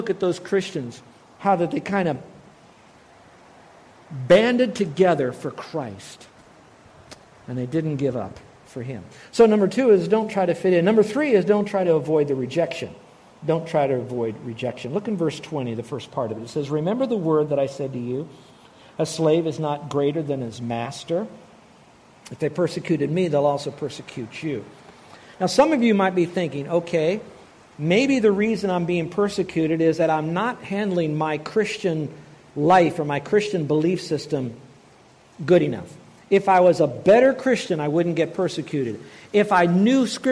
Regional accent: United States; I'm an American

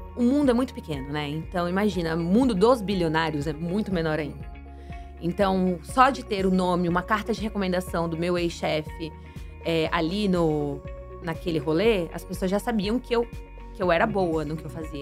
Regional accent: Santos, São Paulo, Brazil; moved away as an adult; now in United States; eu cresci no Morro do Pacheco, morei nessa comunidade até os meus 22 anos de idade

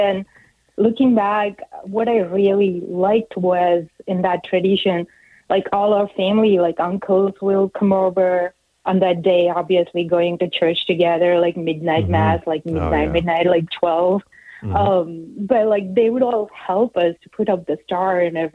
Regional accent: India; also born or lived in Northeast United States; now in Tampa, United States; I'm from India, and like our tradition is we put up the lights

